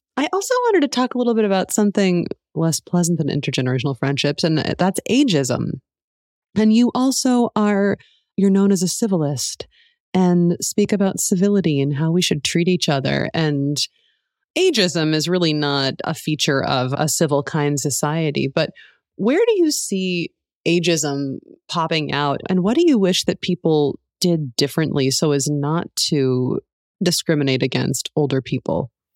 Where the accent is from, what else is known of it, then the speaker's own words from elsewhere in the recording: New England, United States; moved away as an adult; also born or lived in Spain; where I grew up in New England